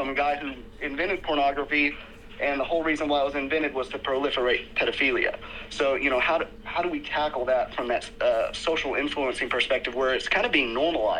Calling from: Tennessee, United States; from Tennessee.

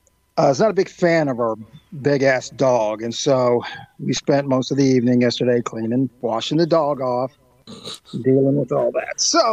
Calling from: Indiana, United States; I'm coming from Skunk Haven, Western Indiana.

